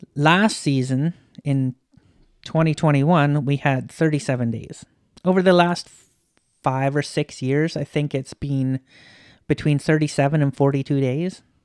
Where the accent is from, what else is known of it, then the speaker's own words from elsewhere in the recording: a little town just outside of Kamloops, British Columbia, Canada; moved away; In the interior. a little town just outside of Kamloops.